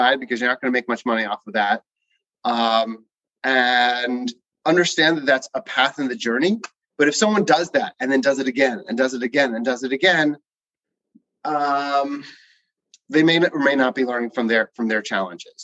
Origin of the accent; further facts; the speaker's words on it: New Rochelle, New York, United States; I grew up in New Rochelle, New York